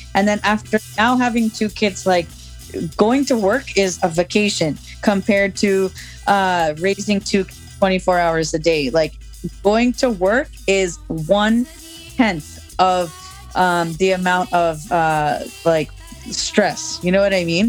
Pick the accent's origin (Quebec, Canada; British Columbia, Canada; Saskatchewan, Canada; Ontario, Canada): Ontario, Canada; Oakville; also born or lived in Toronto; I grew up in Oakville